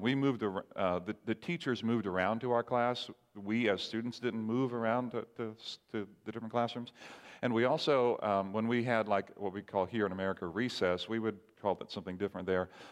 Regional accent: Barbados; moved away; I grew up in the Caribbean island called Barbados

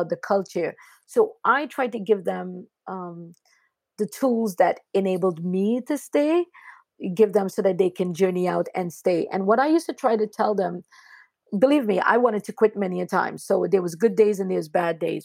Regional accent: Trinidad & Tobago; moved away; I grew up really poor in Trinidad and Tobago and being an immigrant.

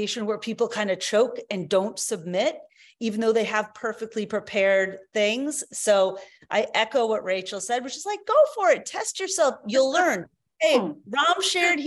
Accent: United States; I grew up in the United States

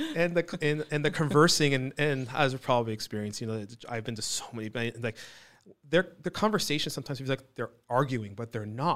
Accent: Fountain Valley, California, United States; also born or lived in Newport Beach / Iran (ancestry); I'm originally Iranian, but I was born and raised here

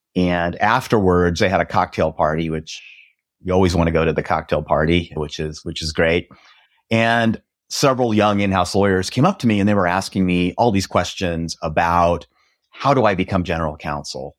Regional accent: Nebraska, United States; now in Dallas, United States; I grew up in Nebraska, which is right in the middle of the United States in a very small town where cows outnumbered people.

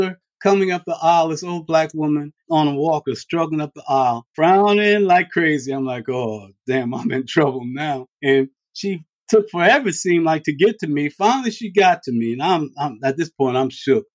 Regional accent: Farmville, Virginia, United States; I was born in Farmville, Virginia. My folk are all country folks

